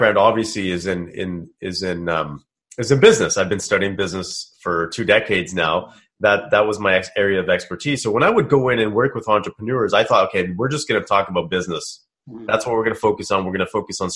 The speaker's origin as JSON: {"language": "English", "town": "Kelowna", "region": "British Columbia", "country": "Canada", "tie": "born or raised there", "said": "I'm from British Columbia myself. I grew up in a small town called Kelowna"}